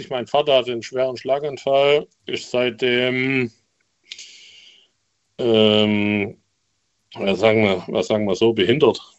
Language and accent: German; Remseck, Baden-Württemberg, Germany; Ähm, ich komme aus Remseck. Kennst du Ludwigsburg, Stuttgart?